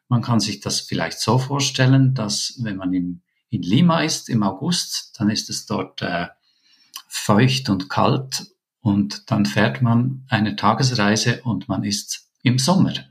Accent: Switzerland; now in Peru; wir haben einfach andere Vorstellungen als Schweizer, äh, was wir genau möchten mit unseren Kindern.

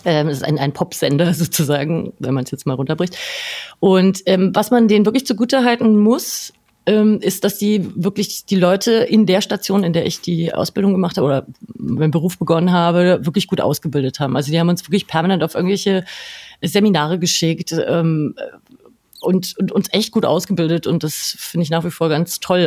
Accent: a small village 20 km outside Nuremberg, Bavaria, Germany; moved away as an adult; Ehrlicherweise bin ich nicht direkt in Nürnberg aufgewachsen, sondern äh, in einem kleinen Dorf 20 Kilometer außerhalb.

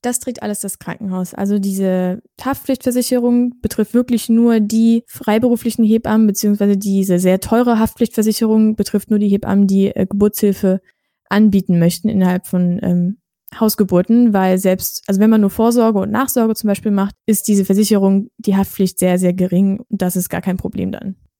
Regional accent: Germany; wir sind ja auch aus Deutschland

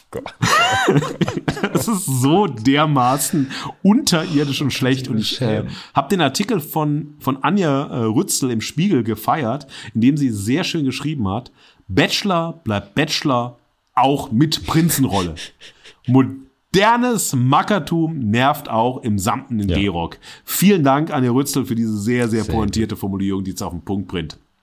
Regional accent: Duisburg, North Rhine-Westphalia, Germany; aus meiner Heimatstadt Duisburg

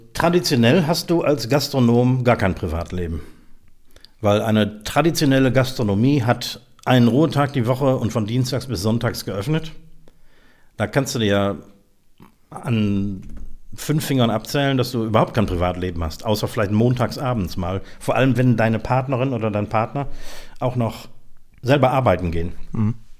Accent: Mülheim, Germany; moved away; also born or lived in Eifel; in meiner Heimatstadt Mülheim

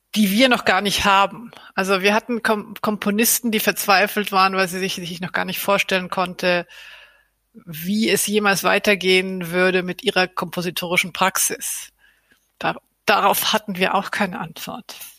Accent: Argentina; now in Berlin, Germany; mein Herkunftsland Argentinien

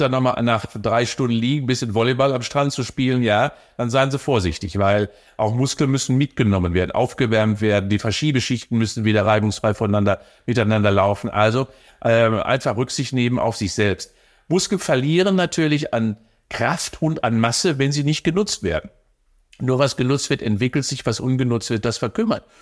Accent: Cologne, North Rhine-Westphalia, Germany; als Kölner

